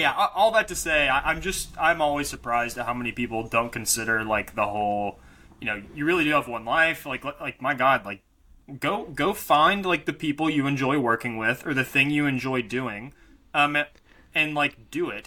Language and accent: English; Arkansas, United States; I grew up in Arkansas